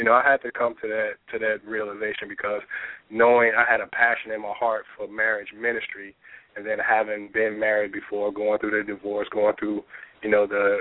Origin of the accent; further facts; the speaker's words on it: Chicago, Illinois, United States; also born or lived in Norfolk, Virginia Beach; now in Richmond, United States; I'm originally from Chicago. My mom and my brother and sisters still live there, all the rest of my family